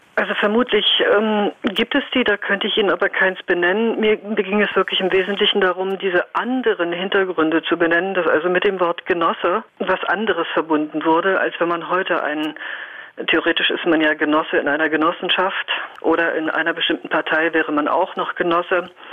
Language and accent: German; Northern Germany, Germany; Ich komme aus dem Norden